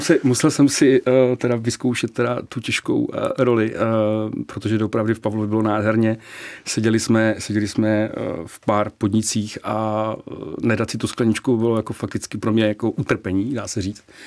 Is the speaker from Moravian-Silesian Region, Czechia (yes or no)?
yes; Nový Jičín, Moravian-Silesian Region, Czechia; moved away as an adult; now in Prague, Czechia; já pocházím z Nového Čína, z Severní Moravy a někdy před 20 lety jsem se sem přestěhoval